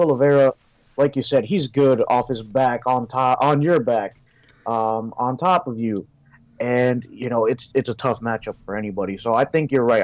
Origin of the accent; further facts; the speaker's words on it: New Jersey, United States; here in New Jersey